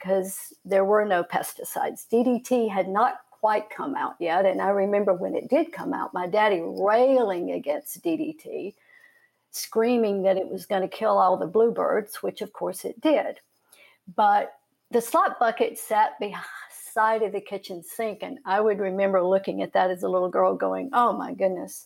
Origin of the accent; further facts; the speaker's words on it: Salisbury, North Carolina, United States; moved away; I'm Salisbury, Rowan County.